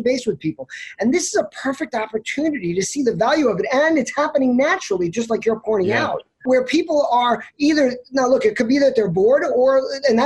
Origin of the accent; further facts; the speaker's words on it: Oceanside, New York, United States; moved away as an adult; now in Florida, United States; I grew up in the South Shore of Long Island in a town called Oceanside in Nassau County